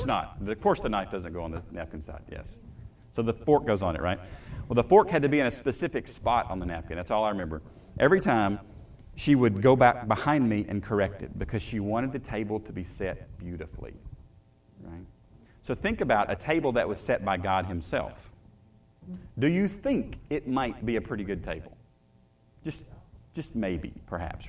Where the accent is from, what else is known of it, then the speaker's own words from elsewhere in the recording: the South, United States; I grew up in the South